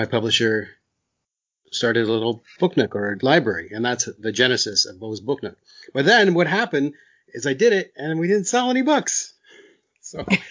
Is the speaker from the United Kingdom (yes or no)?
no; Canada; I'm Canadian